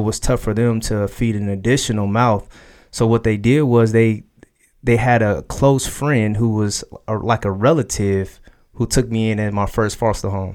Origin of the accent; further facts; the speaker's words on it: Dayton, Ohio, United States; now in Columbus, United States; I was born in Dayton, Ohio.